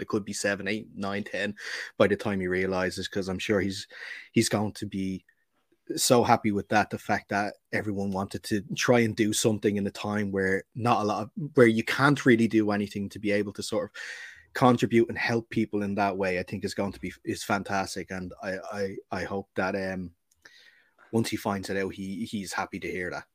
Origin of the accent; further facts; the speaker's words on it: Ireland; we are Irish